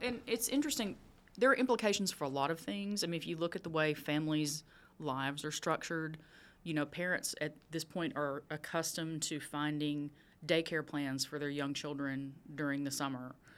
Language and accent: English; Texas, United States; moved away; I grew up in Texas